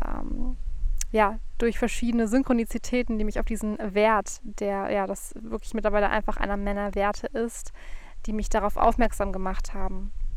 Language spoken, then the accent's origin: German; Frankfurt, Hesse, Germany; moved away; zurück in meine Heimat gefahren, nach Frankfurt